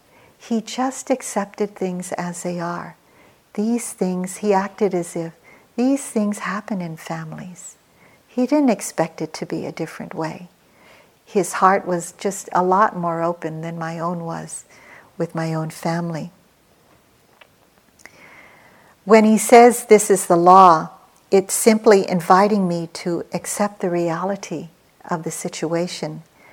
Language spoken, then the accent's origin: English; Philippines; moved away as an adult; now in United States; I came to America with three small children as a single parent. I came from the Philippines.